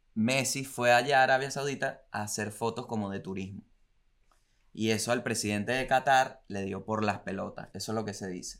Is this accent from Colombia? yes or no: no; La Guaira, Venezuela; Acuérdate que soy de La Guaira